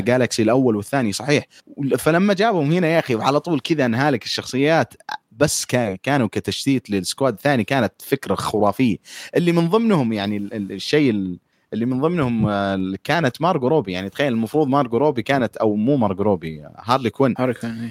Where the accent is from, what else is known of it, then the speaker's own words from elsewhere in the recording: Saudi Arabia; عندنا في السعوديه